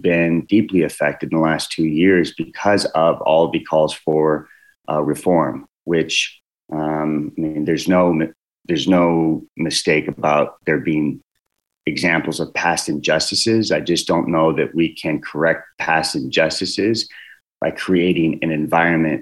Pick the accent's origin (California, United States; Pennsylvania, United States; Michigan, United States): California, United States; I was born and raised in California